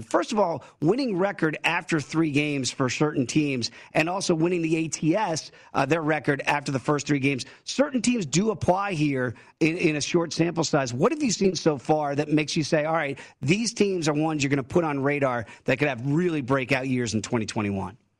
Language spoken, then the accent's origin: English; Virginia, United States; I'm from Virginia here